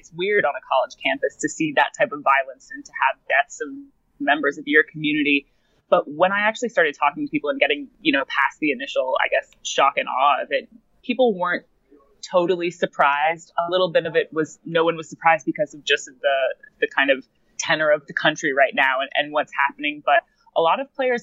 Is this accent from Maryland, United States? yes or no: yes; Maryland, United States; I am from Maryland